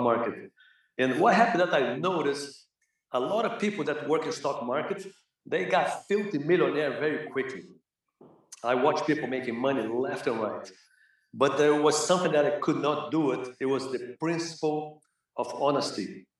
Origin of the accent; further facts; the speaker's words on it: Rio de Janeiro, Brazil; English is a second language; moved away as an adult; also born or lived in Los Angeles, United States; now in United States; growing up in Brazil, you know, in Flamengo